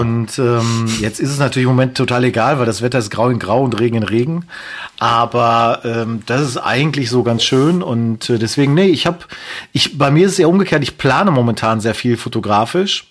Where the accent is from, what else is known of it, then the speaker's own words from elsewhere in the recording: Castrop-Rauxel, North Rhine-Westphalia, Germany; von meiner Heimatstadt